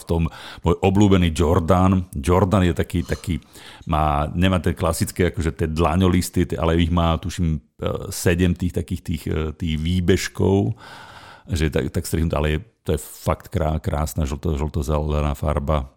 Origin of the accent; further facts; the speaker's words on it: Nová Baňa, Banská Bystrica Region, Slovakia; moved away; ja som bol doma v Novej Báni